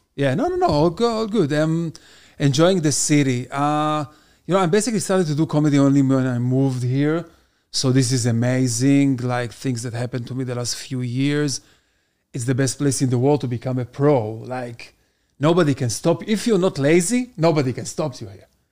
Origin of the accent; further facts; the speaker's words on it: Israel; first language Hebrew; English is a second language; moved away as an adult; now in United States; I came here almost six years ago, and I born and raised in Israel.